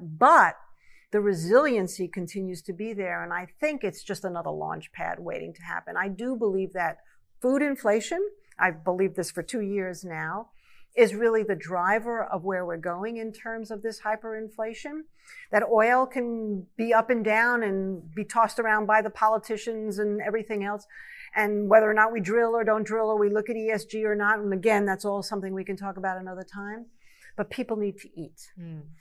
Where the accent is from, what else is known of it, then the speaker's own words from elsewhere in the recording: New York, United States; I grew up in New York